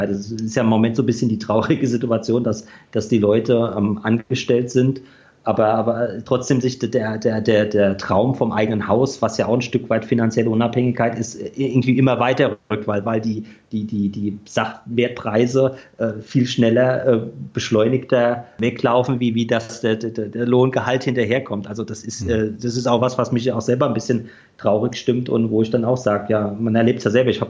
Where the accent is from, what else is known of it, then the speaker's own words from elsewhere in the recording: Düsseldorf, North Rhine-Westphalia, Germany; Ich komme ja auch aus Düsseldorf, mhm. da haben wir auch die eine oder andere gute Rockkneipe.